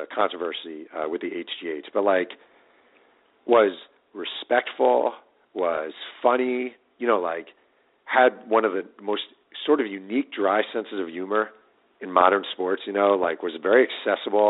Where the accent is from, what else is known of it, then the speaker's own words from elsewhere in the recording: New York, United States; I grew up in New York and I watch the Jets a lot.